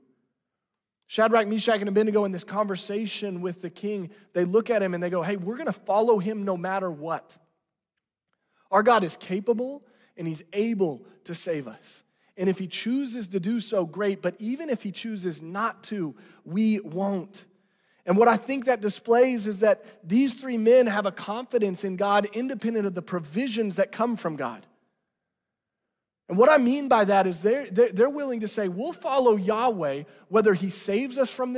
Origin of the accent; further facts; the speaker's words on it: Branson, Missouri, United States; I'm from Branson, Missouri. And let me let you into this. In junior high, I worked at the Silver Dollar City